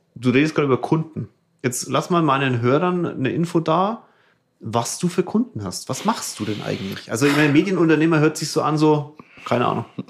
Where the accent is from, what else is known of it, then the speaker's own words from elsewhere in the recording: Germany; bei uns in Deutschland